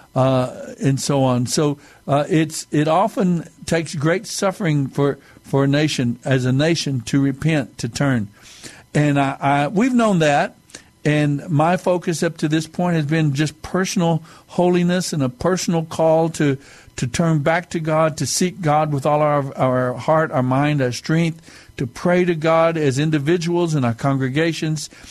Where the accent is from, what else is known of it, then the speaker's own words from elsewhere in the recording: United States; we are, as a people of America, as American people